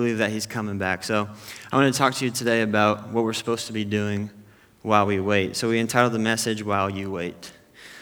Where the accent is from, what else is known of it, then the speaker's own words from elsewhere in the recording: Temecula, California, United States; also born or lived in Chicago area; I'm from the Temecula area